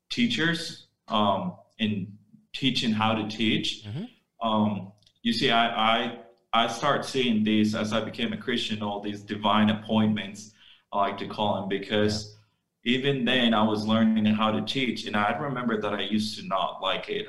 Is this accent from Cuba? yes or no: no; Armenia, Quindío, Colombia; I'm from Armenia, just 20 minutes away from where we work.